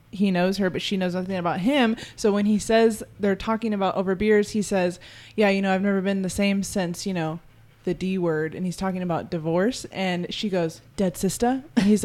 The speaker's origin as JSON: {"language": "English", "town": "San Diego", "region": "California", "country": "United States", "tie": "born or raised there", "said": "Yeah, I'm from San Diego, born and raised."}